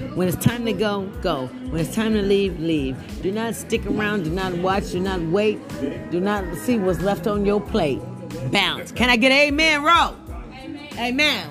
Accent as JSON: {"language": "English", "town": "Birmingham", "region": "Alabama", "country": "United States", "said": "I'm from Birmingham, Alabama"}